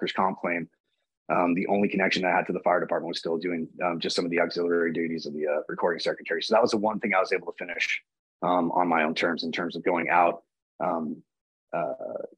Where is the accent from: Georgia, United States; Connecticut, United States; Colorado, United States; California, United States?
California, United States; San Leandro; also born or lived in Alameda, California / Irvine, California; I was born and raised in the Bay Area here in California. So it's San Leandro, California, which is just next to Oakland, California